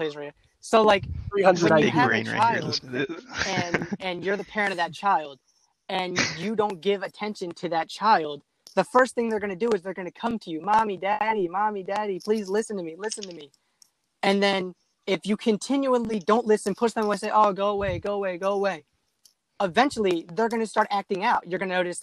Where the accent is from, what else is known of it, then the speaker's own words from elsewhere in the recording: near Baltimore, Maryland, United States; I grew up like 45 minutes from Baltimore City. So Baltimore City is like my hometown